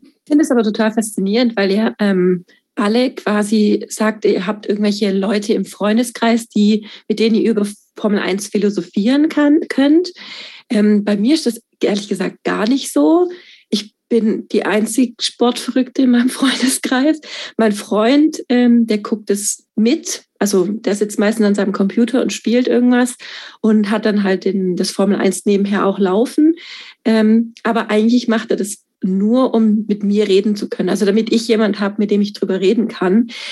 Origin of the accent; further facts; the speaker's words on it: Stuttgart, Baden-Württemberg, Germany; Ich komme aus Stuttgart